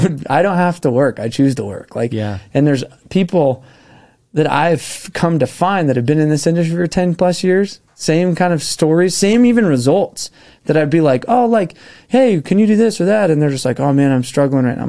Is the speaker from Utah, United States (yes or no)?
yes; Park City, Utah, United States; I grew up in Park City